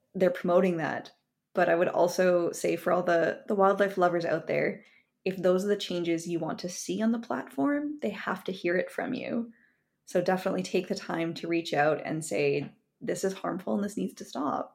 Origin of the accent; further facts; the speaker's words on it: Kamloops, British Columbia, Canada; I grew up in Kamloops, British Columbia